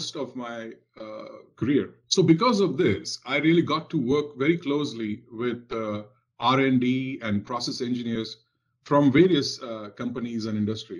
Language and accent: English; India; moved away as an adult; now in Cincinnati, United States; Growing up in India in the 70s and 80s